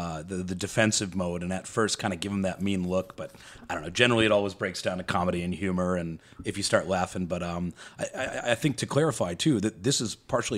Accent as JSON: {"language": "English", "town": "St. Louis", "region": "Missouri", "country": "United States", "tie": "born there", "said": "To be fair, I was born in St. Louis."}